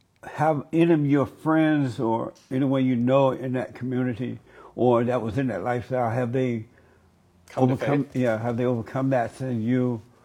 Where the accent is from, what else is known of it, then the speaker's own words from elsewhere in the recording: Alabama, United States; And I grew up in Alabama on a plantation.